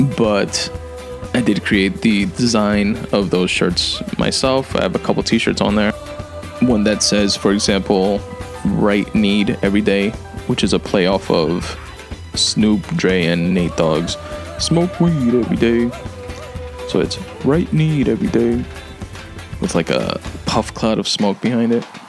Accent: New York, United States; I'm from New York.

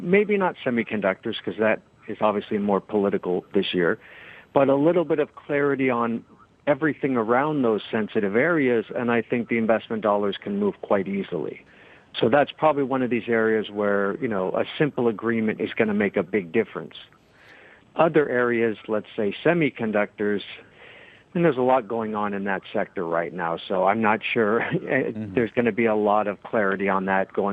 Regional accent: United States; now in Asia; I'm an American, so I'll speak as an American who lives in Asia.

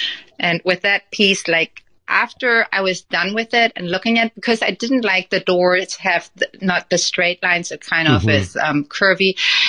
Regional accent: Germany; moved away as an adult; now in United States; So we moved from Germany to the U.S., and that was 14 years ago.

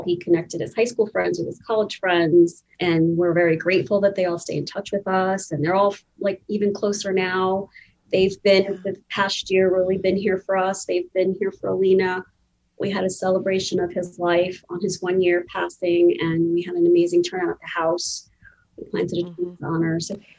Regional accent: India; I'm Indian, my husband's Italian.

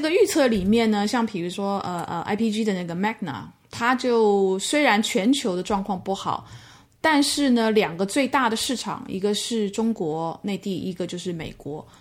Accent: Taiwan; moved away as an adult; also born or lived in Mainland China; 工作到现在三十年，前面的二十七年都在同一个集团，就是 The B P P 集团。那，呃，前面的十二年是在台湾地区，是我，我台湾人

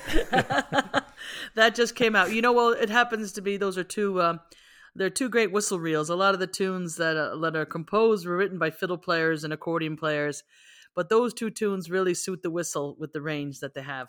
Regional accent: New York, United States; I was from the Bronx, in a very Irish section of the Bronx called Woodlawn

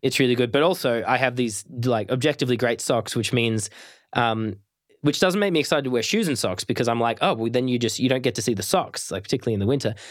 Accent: Australia; I'm Australian

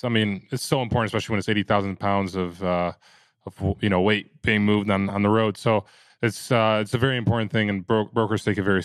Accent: United States; But because I'm American and I'm Polish, yeah.

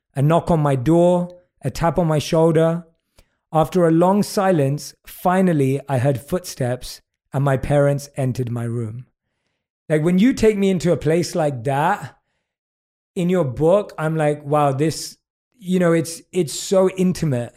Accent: United Kingdom; accent: British; my British accent

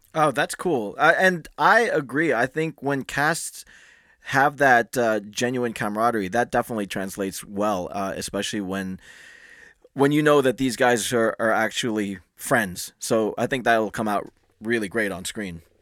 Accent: Philippines; as a Filipino, as a, a good Catholic

